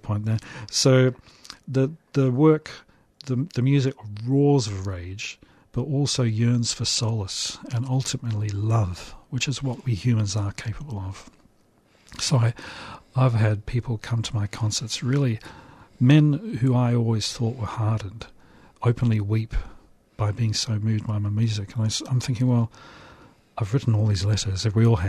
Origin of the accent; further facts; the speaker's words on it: New Zealand; I grew up in New Zealand during the anti-nuclear campaign.